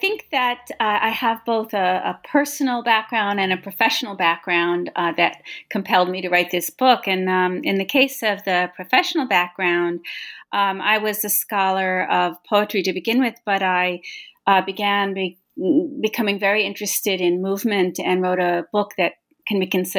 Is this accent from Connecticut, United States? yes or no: no; New York City, New York, United States; I grew up in Westbeth, which is where the Cunningham Studio is, the Westbeth artist housing in the West Village on the Hudson River.